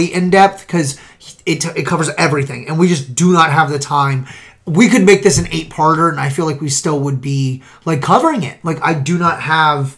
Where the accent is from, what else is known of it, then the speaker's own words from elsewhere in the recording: Kentucky, United States; we're from Kentucky